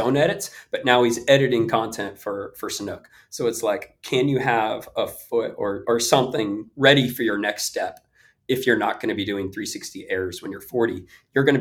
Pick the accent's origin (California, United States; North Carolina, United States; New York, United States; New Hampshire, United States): California, United States; Bay Area; I come from the Bay Area